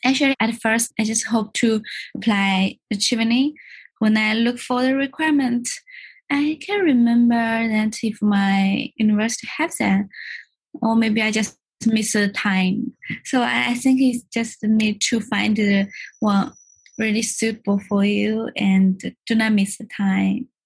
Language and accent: English; China; moved away as an adult; now in London, United Kingdom; I came from China.